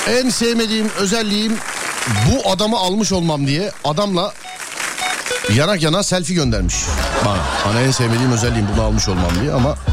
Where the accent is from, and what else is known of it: Diyarbakır, Diyarbakır Province, Turkey